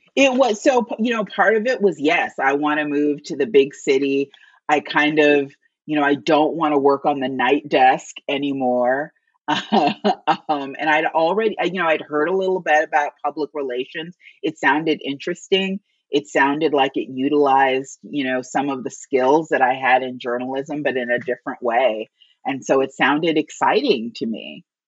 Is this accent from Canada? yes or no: no; Gary, Indiana, United States; I grew up in Gary, Indiana